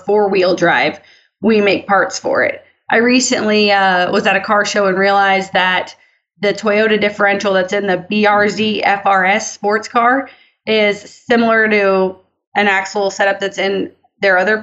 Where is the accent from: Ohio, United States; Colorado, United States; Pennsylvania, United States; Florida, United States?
Florida, United States; I'm from the part of Florida that is still very country. It's basically lower Alabama, essentially